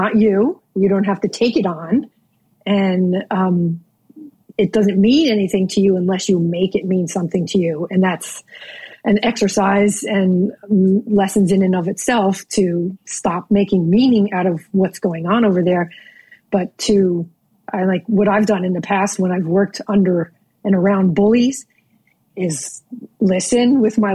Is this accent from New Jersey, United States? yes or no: yes; New Jersey, United States; now in Norfolk, Virginia, United States; growing up in New Jersey